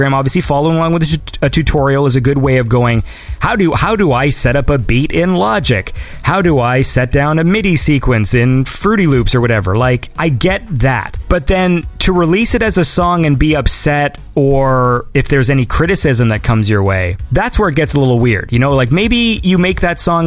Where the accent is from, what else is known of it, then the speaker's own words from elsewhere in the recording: Canada; I'm from Canada.